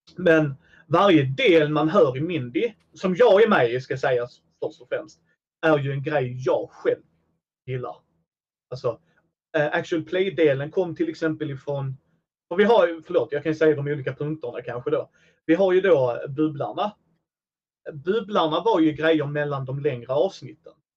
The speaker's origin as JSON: {"language": "Swedish", "town": "Helsingborg", "region": "Skåne", "country": "Sweden", "said": "Jag är från Helsingborg"}